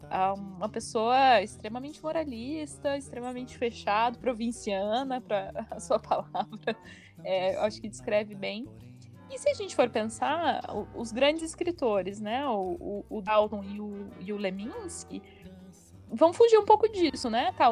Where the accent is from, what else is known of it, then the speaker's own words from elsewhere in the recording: Curitiba, Paraná, Brazil; born there; em Curitiba, {S2} então eu oficialmente sou paranaense, mas a minha família é de Santa Catarina.